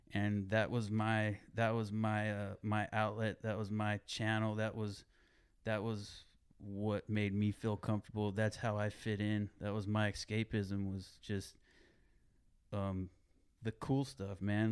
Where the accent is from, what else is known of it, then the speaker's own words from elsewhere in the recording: Greenfield, California, United States; also born or lived in King City, California; growing up in Greenfield, I remember Reuben